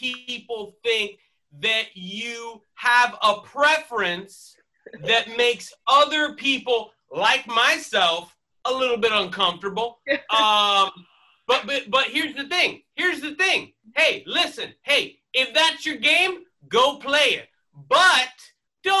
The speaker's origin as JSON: {"language": "English", "town": "Miami", "region": "Florida", "country": "United States", "moved": "yes", "said": "I am originally from Miami, Florida"}